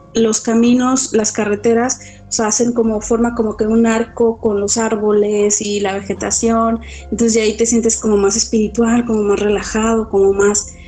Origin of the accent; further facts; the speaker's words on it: Tabasco, Mexico; now in Puerto Vallarta, Mexico; de donde yo soy, que es Tabasco